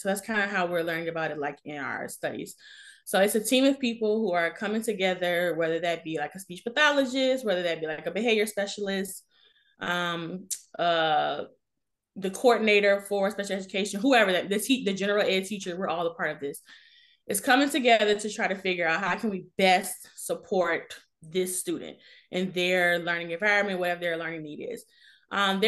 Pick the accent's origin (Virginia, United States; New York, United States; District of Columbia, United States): Virginia, United States; Richmond; moved away as an adult; now in Washington, D.C., United States; I'm originally from Richmond, Virginia